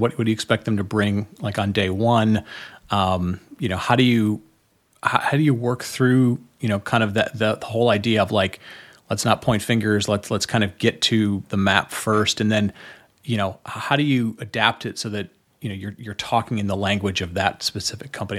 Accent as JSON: {"language": "English", "town": "Detroit", "region": "Michigan", "country": "United States", "tie": "born or raised there", "said": "I grew up, I grew up around Detroit"}